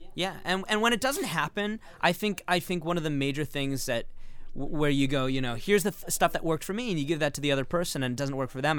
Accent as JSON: {"language": "English", "town": "Los Angeles", "region": "California", "country": "United States", "tie": "born or raised there", "also_born_or_lived": "Santa Monica"}